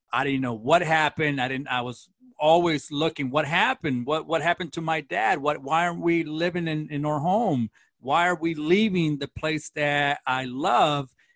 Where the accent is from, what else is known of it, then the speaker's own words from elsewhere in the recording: Los Angeles, California, United States; also born or lived in Central America; I was born in, kind of raised in Central America, and then my mother was born in Los Angeles, and so I we came back to the United States and I grew up in East L A.